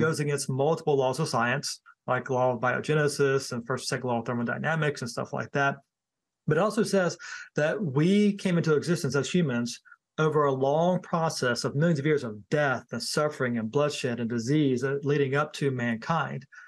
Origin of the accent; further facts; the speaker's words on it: Thomasville, North Carolina, United States; moved away; also born or lived in High Point, North Carolina; I was born in High Point and I was raised in the Thomasville area.